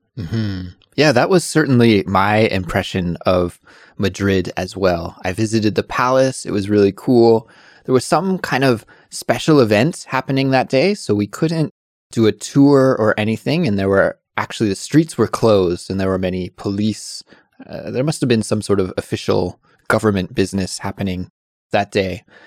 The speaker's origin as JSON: {"language": "English", "country": "Canada", "said": "being a Canadian, because Canadians coming from a cold country"}